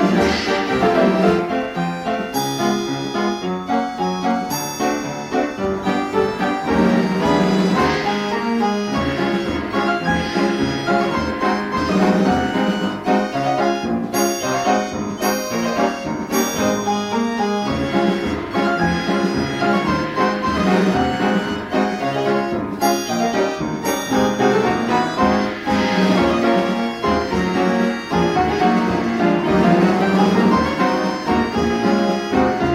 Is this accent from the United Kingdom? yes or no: yes; Cornwall, South West England, United Kingdom; I'm a Cornish boy, so it's like, you know, it's an event on my patch